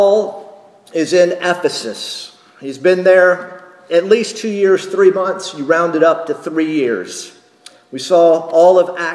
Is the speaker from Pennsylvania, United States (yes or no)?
no; North Carolina, United States; moved away; also born or lived in Texas; when I'm back in North Carolina